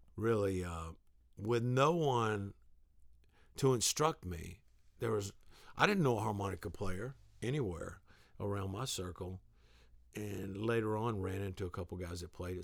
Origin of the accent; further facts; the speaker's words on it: the South, United States; I grew up in the South